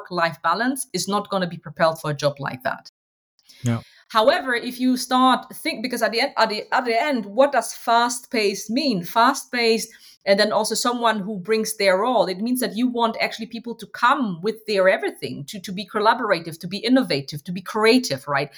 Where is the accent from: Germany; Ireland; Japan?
Germany; Hanover, Lower Saxony; I'm a Ghanaian by heritage. I was born and raised in Hanover, Germany